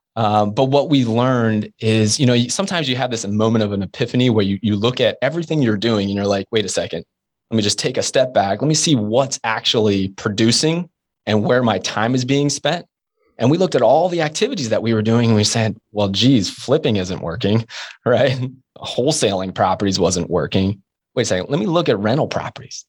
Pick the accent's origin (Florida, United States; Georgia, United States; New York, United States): Florida, United States; Jacksonville; I'm from Jacksonville, Florida